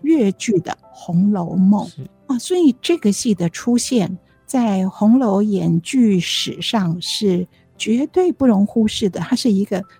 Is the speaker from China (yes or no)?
no; Taiwan; also born or lived in Zhejiang (ancestral); 因为那个时候我在读小学，我们在台湾嘛